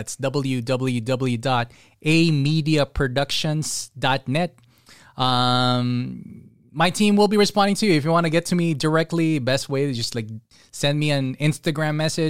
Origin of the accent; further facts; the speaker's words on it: San Fernando, Central Luzon, Philippines; I'm from Pampanga, San Fernando.